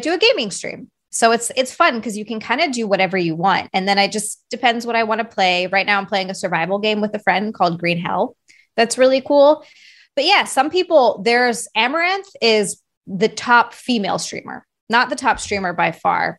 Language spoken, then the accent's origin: English; Hilo, Hawaii, United States; moved away; growing up in Hawaii